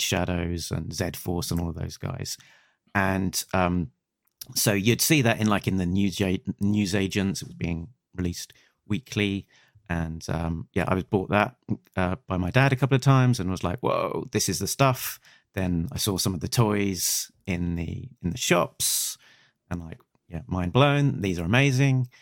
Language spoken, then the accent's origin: English; United Kingdom; I'm a Brit